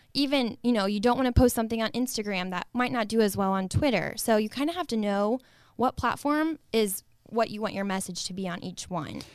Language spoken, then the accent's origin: English; Northwest Ohio, United States; born and raised in Northwest Ohio, small town America